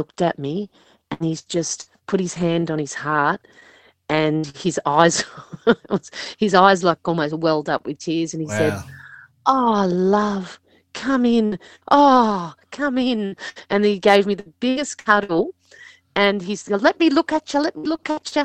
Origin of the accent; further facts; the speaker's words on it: Sydney, New South Wales, Australia; also born or lived in Liverpool, New South Wales; I was born in Liverpool Hospital, but I was with my family in Picnic Point